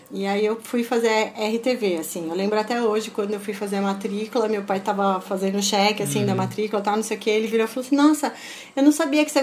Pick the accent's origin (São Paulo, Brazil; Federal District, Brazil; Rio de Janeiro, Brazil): São Paulo, Brazil; nasci aqui em São Paulo, uhum. nasci né, em Santana, em Santana né? Curuvi, na verdade. Entendi é, sempre morei aqui, quer dizer, morei em vários lugares